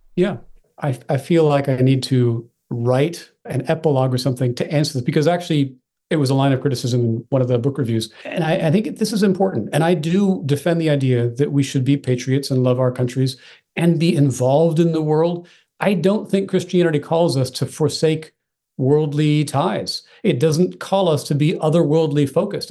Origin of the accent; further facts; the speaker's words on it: Oregon, United States; also born or lived in Texas; now in Virginia, United States; Call myself an Oregonian, actually, by upbringing